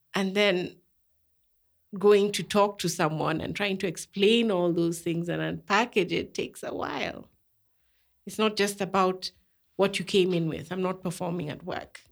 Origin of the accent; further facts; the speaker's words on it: Kenya; I was raised in Kenya